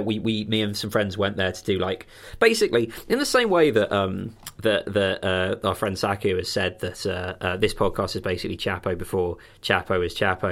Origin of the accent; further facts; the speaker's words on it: countryside near Crawley, South East England, United Kingdom; growing up with Crawley as the nearest, like, big town is not fun